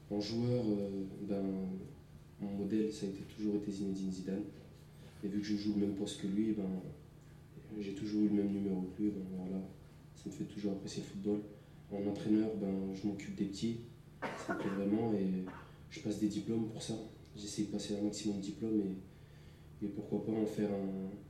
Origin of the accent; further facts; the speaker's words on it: Clermont-Ferrand, Auvergne-Rhône-Alpes, France; j'ai 18 ans, je suis euh, d'origine, euh, je suis né à Clermont-Ferrand, en France, je suis né à Saint-Jacques, J'habite à Baudelaire, maintenant j'habite euh, sur Claude Bernard. Je suis d'origine algérienne.